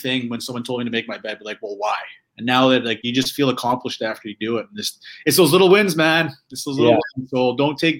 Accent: Calgary, Alberta, Canada; I grew up in Calgary in the area, so I'm a Flames fan through and through

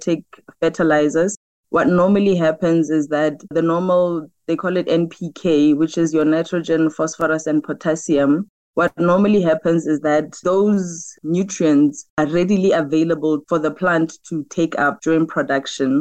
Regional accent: Mahikeng, North West, South Africa; I'm born and bred in Mafikeng.

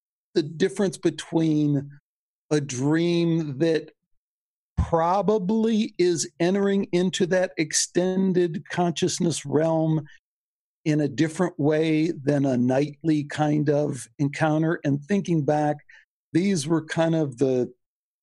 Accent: La Grange, Illinois, United States; Growing up in Chicago, we were Greek

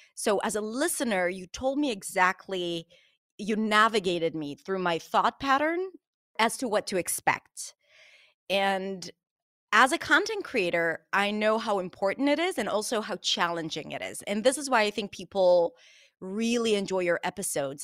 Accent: Israel; I'm from Israel

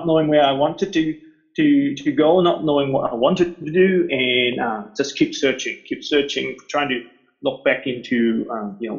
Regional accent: Hong Kong; moved away; also born or lived in New Zealand; I was born in Hong Kong and I lived half my life here, and then I immigrated to New Zealand and I spent pretty much another half of my life over there.

